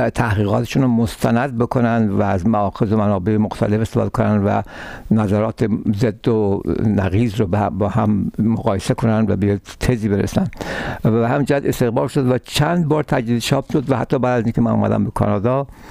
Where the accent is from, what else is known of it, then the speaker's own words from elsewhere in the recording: Tehran, Tehran Province, Iran; moved away as an adult; now in Canada; من در ایران متولد در تهران متولد شدم و تحصیلاتم هم در تهران بود اونجا بزرگ شدم